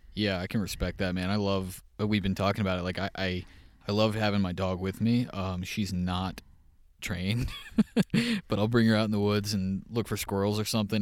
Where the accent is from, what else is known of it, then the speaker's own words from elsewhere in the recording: Texas, United States; moved away; growing up in Texas